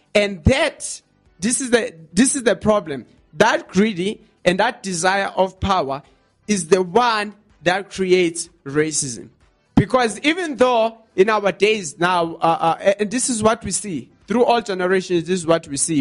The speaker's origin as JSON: {"language": "English", "country": "South Africa", "said": "us as South African people"}